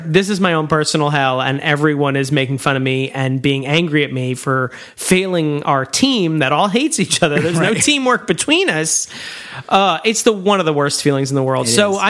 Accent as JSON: {"language": "English", "country": "United States", "said": "as an American"}